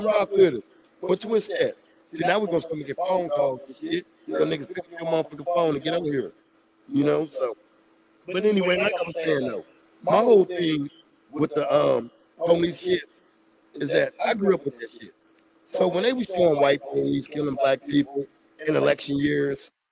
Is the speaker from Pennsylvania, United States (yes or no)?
no; St. Louis, Missouri, United States; growing up in St. Louis